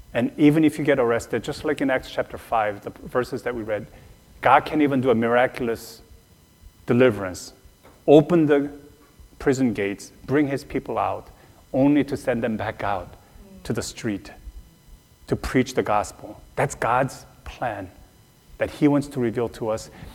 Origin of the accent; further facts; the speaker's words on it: South Korea; moved away; Growing up in Korea, but especially on the mission field